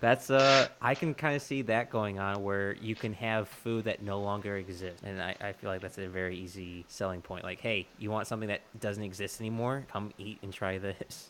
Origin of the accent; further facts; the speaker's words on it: Texas, United States; I'm a Texan.